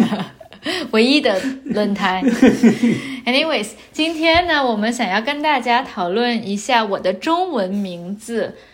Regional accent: China; 我是从中国的农村长大的

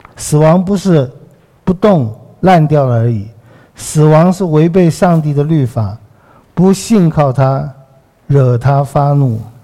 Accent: Taiwan; 我们在台湾比很多地方也许好很多了

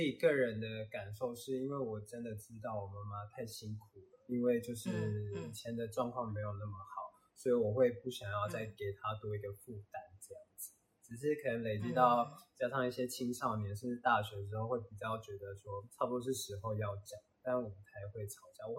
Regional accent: Taiwan; 我们台湾人

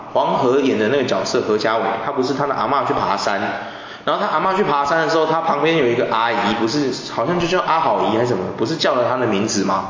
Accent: Taiwan; 我小时候是住在那个， 一开始是住在那个北平路那里

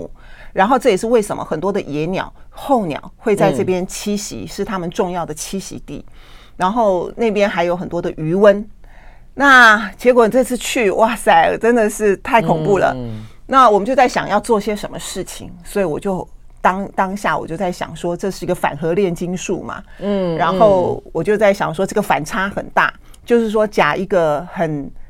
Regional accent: Tainan, Taiwan; 我小时候也是在台南长大的，

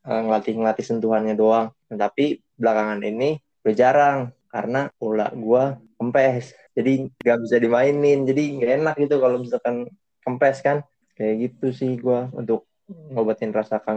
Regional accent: Jakarta, Indonesia; klub-klub Indonesia itu gue sukanya Persija karena ya gue dari Jakarta ya otomatis Persija

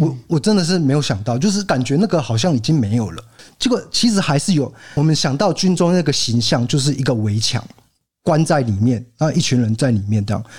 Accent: Kaohsiung, Taiwan; now in Tainan, Taiwan; 我身为一个高雄人，北漂到台南

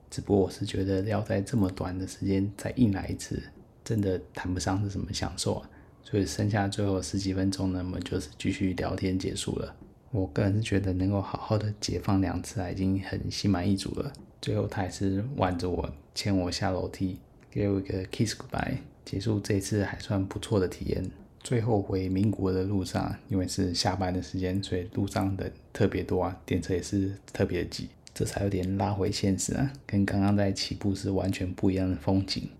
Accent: Taiwan; 但是我是台湾人

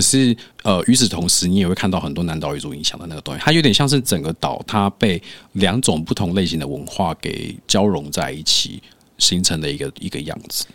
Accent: Keelung, Taiwan; also born or lived in Hawaii; 我是基隆人

